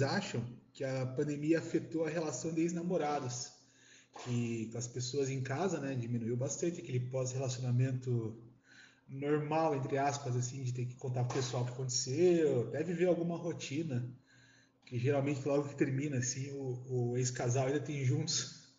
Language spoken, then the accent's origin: Portuguese; Curitiba, Paraná, Brazil; sou de Curitiba